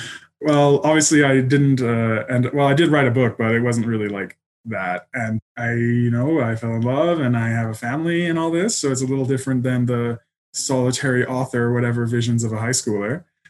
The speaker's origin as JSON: {"language": "English", "region": "Colorado", "country": "United States", "tie": "born or raised there", "also_born_or_lived": "England", "said": "I was born in England, but we moved a lot when I was a kid. So probably I really grew up in Colorado. I was there since third grade."}